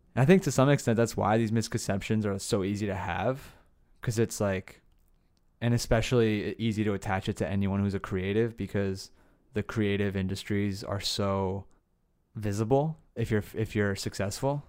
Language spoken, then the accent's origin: English; New Jersey, United States; also born or lived in Asbury Park, New Jersey; now in Los Angeles, United States; where I grew up in Jersey. I lived in a lot of places in Jersey.